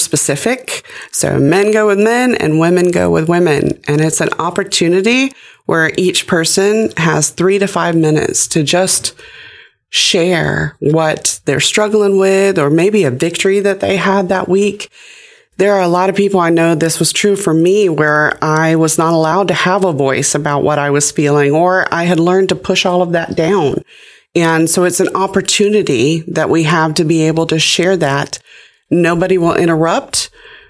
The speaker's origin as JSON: {"language": "English", "area": "Gadsden County", "region": "Florida", "country": "United States", "said": "I'm from Gadsden County. It's my home"}